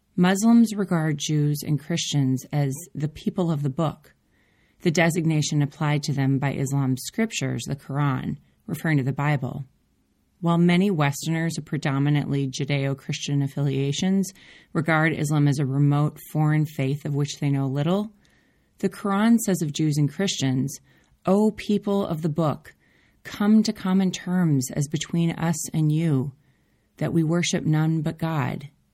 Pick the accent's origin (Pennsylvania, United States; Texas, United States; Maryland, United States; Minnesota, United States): Minnesota, United States; Minneapolis; moved away as an adult; now in Oakland, United States; Growing up in Minneapolis, I had more seasons than I could handle